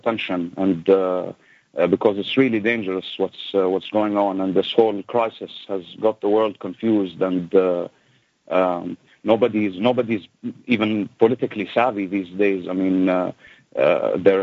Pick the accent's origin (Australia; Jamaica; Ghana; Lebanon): Lebanon; also born or lived in United States; now in United Kingdom; I was born and raised in the Middle East, and my family had to move, and, you know, we first went to the U.S. and we lived there for a while, and because of the war in the Middle East, and we came from Lebanon